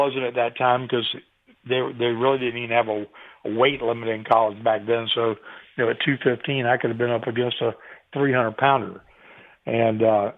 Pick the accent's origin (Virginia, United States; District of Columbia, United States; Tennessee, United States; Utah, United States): Virginia, United States; Chesapeake; moved away as an adult; also born or lived in Pacific Northwest; I left Chesapeake in Virginia Beach, where I'd been my entire life, and moved all the way across the United States to start my career on the West Coast.